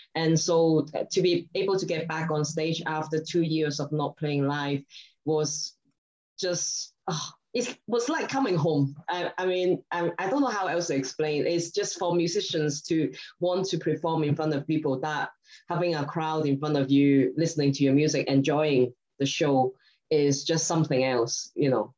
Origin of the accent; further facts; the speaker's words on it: Hong Kong; also born or lived in Scotland; now in United Kingdom; I'm originally from Hong Kong. But I've lived in Scotland and the UK for a very long time